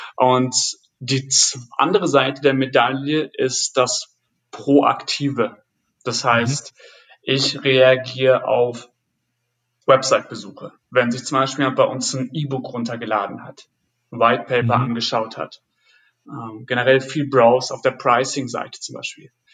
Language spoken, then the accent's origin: German; Friesland, Lower Saxony, Germany; moved away as an adult; now in Berlin, Germany; Ich komme ursprünglich aus, aus Friesland und mhm. bin für damals für den Beruf nach Berlin gezogen